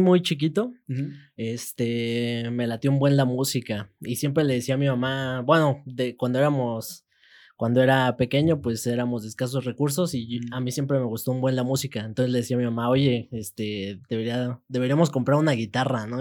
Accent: Peñamiller, Querétaro, Mexico; cuando era chiquito vivía en Peñamiller, entonces en Peñamiller siempre era que el duranguense, que el norteño, que este, la quebradita, que el, el reque. Ya después este, me vengo acá a Querétaro

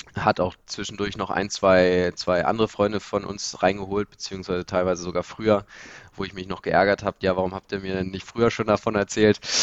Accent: Lower Saxony, Germany; bei uns in der Region, wir kommen hier aus Niedersachsen

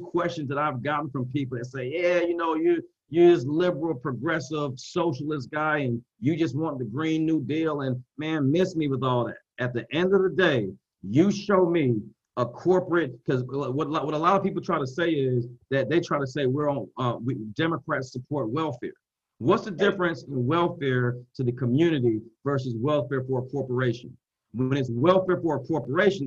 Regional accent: Columbus, Georgia, United States; also born or lived in Boston, Massachusetts; I'm from Boston, right? I was born in Boston, grew up in Columbus, Georgia

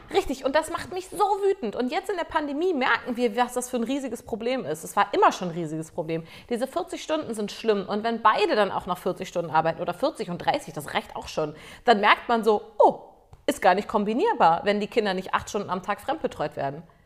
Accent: Germany; ich als Deutsche hier

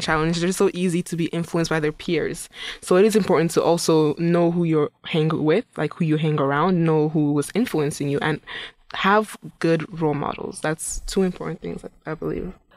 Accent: Imo, Nigeria; now in Saint Cloud, United States; I'm originally from Nigeria. Yes, I'm from Imo State in Nigeria

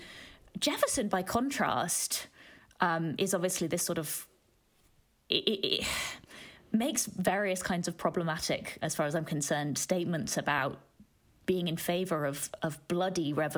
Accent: United Kingdom; I'm British

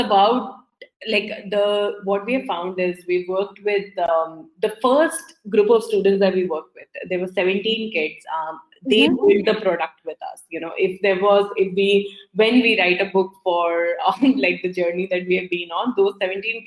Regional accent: India; moved away; growing up in India

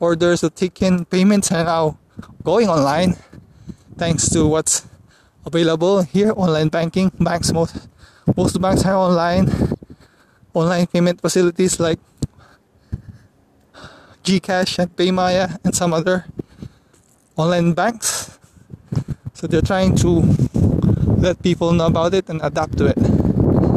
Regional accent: Philippines; back here where I'm from the Philippines

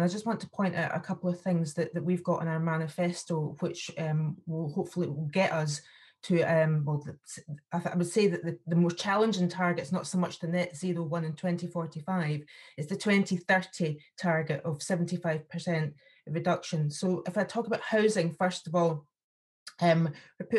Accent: Aberdeenshire, Scotland, United Kingdom; I'm from Aberdeenshire

